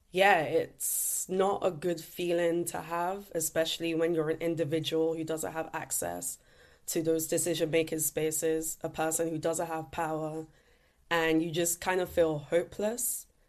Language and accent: English; London, United Kingdom; Growing up in East London in particular, I just looked around and said, we have so many issues regarding air pollution, litter pollution